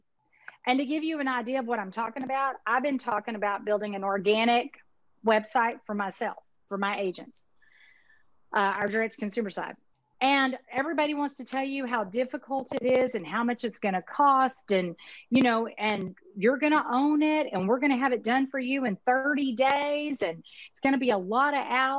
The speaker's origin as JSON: {"language": "English", "region": "Texas", "country": "United States", "accent": "Texas", "said": "My Texas accent"}